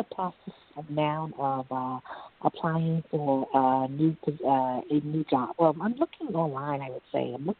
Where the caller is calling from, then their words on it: New York City, New York, United States; I'm calling from Manhattan.